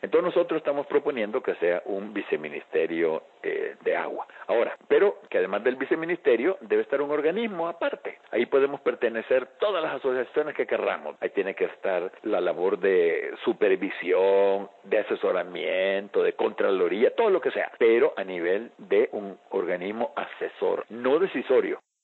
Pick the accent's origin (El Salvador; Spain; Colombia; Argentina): El Salvador; Aquí en mi país